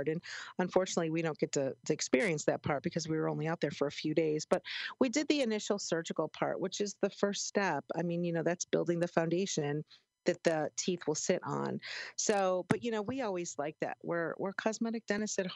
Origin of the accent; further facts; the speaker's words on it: Chicago, Illinois, United States; moved away; I grew up in Chicago